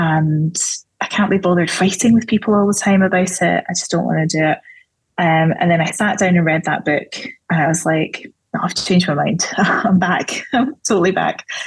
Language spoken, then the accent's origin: English; Scotland, United Kingdom; I'm Scottish